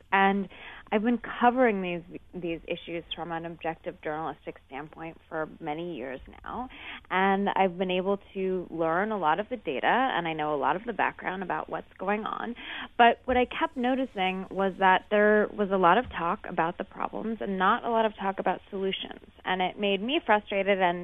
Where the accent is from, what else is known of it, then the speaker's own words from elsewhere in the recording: Seattle, Washington, United States; I grew up in Seattle